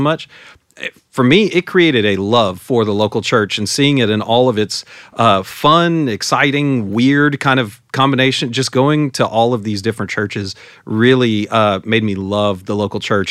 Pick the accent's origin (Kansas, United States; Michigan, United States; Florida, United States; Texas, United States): Texas, United States; San Antonio; moved away; I grew up in San Antonio and, uh, lived in the same house, uh, my entire life while I was at home.